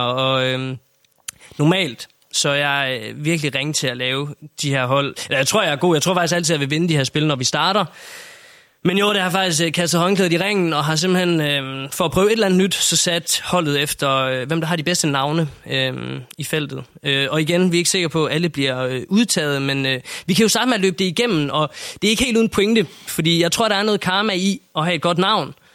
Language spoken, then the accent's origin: Danish; Denmark